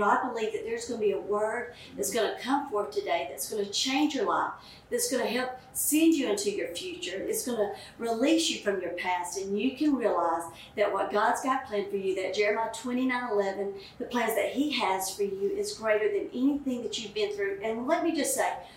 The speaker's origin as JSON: {"language": "English", "region": "the South", "country": "United States", "accent": "southern", "said": "My southern accent"}